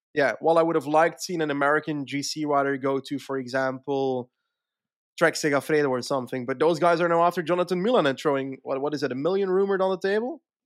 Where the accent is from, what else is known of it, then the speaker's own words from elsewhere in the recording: Flanders, Belgium; as a Flemish guy